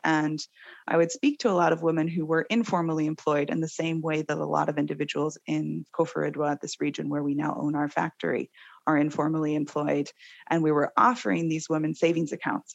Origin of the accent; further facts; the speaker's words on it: Seattle, Washington, United States; I am originally from Seattle, born and bred